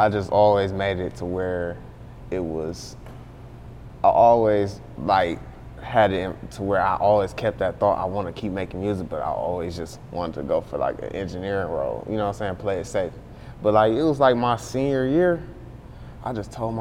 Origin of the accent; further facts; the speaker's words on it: Beecher, Michigan, United States; also born or lived in Flint, Michigan; I grew up in Beecher and I left and went to like it's a school called Southwestern. I came to Flint when I was like, what was that, like 12, 13